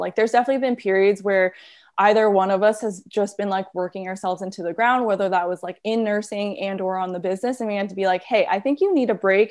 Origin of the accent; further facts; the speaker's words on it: New York, United States; I'm born and raised in New York.